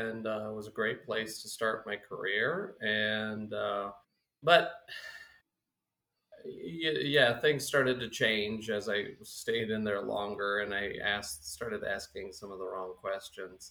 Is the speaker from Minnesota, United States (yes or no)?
yes; Minnesota, United States; now in South Dakota, United States; Minnesota originally, and now we're based in South Dakota.